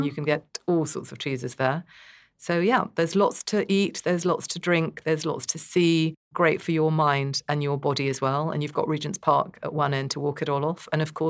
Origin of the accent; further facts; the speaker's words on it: North India, India; I'm very partial to South India, even though I'm North Indian myself.